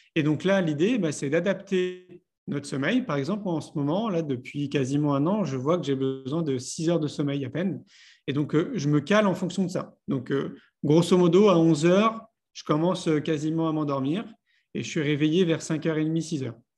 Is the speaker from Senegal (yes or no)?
no; Paris, Île-de-France, France; moved away as an adult; j'ai grandi à Paris. J'y ai vécu 34 ans